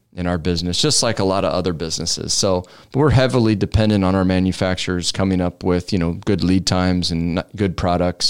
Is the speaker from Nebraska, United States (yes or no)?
yes; Omaha, Nebraska, United States; 151st and Drexel is where I grew up